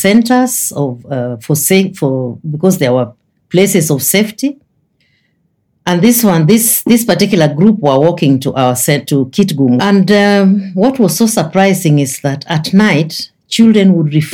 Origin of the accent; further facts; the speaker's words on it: Kenya; as a Kenyan